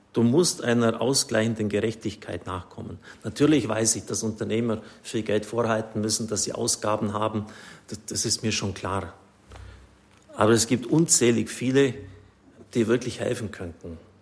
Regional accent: Swabia, Germany; Ich bin ein Schwabe

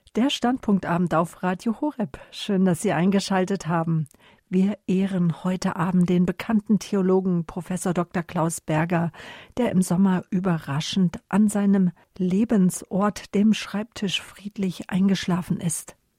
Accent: Northern Germany, Germany; moved away; Ich bin ja lange in Norddeutschland gewesen, bin ja dort aufgewachsen

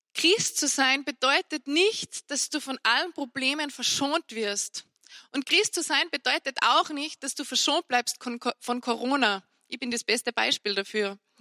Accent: Salzburg, Austria; bei uns in Salzburg

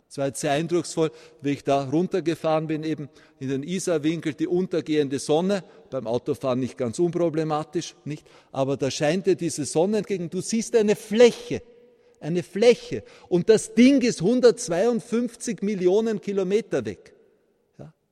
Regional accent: Vienna, Austria; born there; ich bin gebürtiger Wiener, dass ich von meinem Akzent manchmal für einen Bayern gehalten werde.

